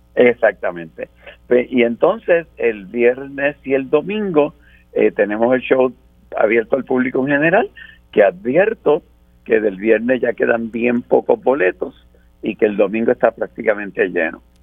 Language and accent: Spanish; Puerto Rico